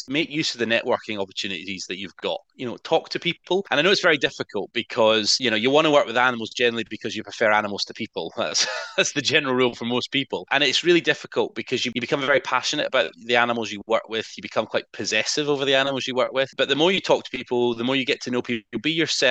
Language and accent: English; Scotland, United Kingdom; moved away as an adult; Being Scottish originally